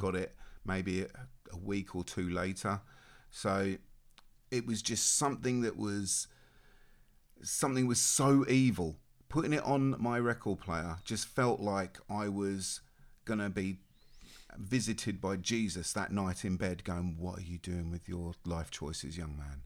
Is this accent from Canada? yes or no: no; Australia; moved away; I was born and raised in Australia